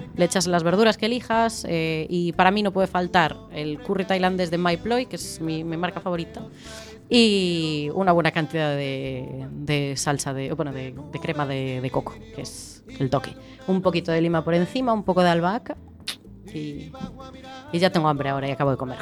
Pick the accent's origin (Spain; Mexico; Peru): Spain; Galicia; somos todos gallegos